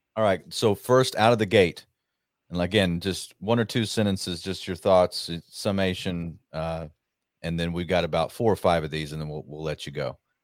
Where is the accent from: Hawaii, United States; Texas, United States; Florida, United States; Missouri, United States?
Texas, United States; Rockwall; in Rockwall, Texas. Uh, I got asked to speak. It's funny. I, I ran for Congress there, and and uh, that's yeah. my hometown